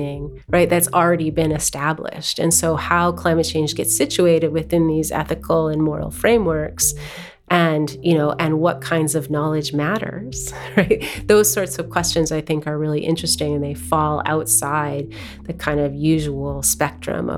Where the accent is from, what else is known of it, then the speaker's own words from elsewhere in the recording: Tahltan Nation, Northwestern BC, British Columbia, Canada; I am from the Tahltan Nation, Northwestern BC.